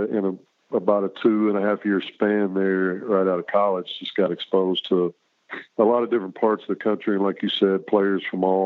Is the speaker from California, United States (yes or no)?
no; Texas, United States; moved away as an adult; growing up in Texas